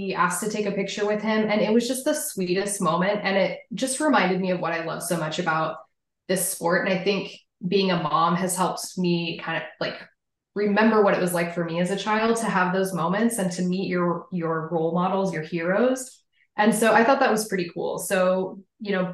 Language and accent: English; Kansas, United States; moved away as an adult; also born or lived in Los Angeles, California; now in Kansas City, United States; I'm originally from Kansas, so grew up, I guess you could say, a Royals fan, although I grew up about 3.5 hours